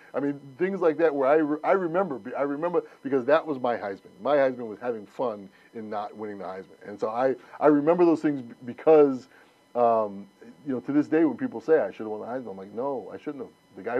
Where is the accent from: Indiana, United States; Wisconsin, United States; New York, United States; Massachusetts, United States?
New York, United States; I'm a New Yorker